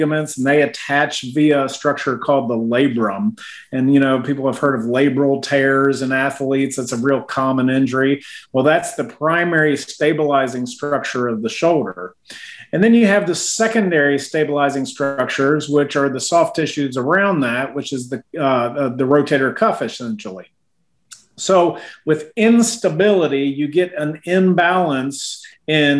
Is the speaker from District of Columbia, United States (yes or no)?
yes; Washington, District of Columbia, United States; now in Knoxville, United States; I grew up in Washington, D.C.